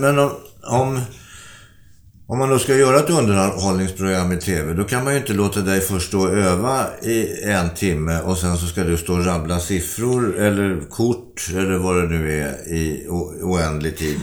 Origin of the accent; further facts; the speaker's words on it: Sweden; Vi som svenskar